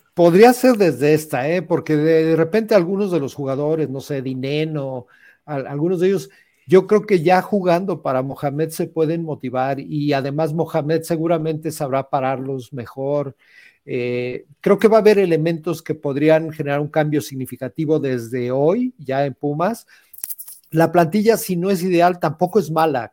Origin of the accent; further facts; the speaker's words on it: Mexico; como mexicanos